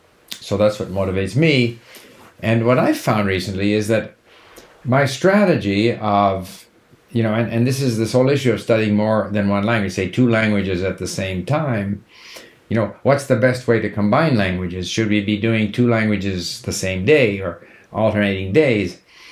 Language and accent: English; Canada; accent: Canadian; I think my Canadian accent is somewhat neutral, so it's probably easy for people to understand.